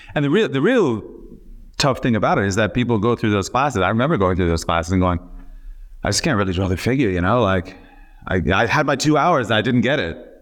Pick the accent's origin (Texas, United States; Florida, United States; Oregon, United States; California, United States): Florida, United States; Miami; moved away; also born or lived in Memphis, Tennessee; I was born in Memphis, Tennessee, but, uh, when I was about five months old, my family moved to Miami.